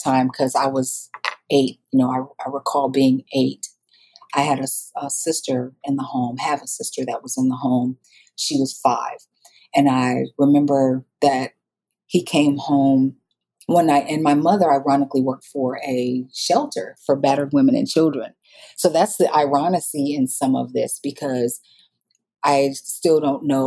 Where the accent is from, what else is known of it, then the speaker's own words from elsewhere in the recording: Iowa, United States; moved away as an adult; now in Dallas, United States; I grew up, like I said earlier, in Iowa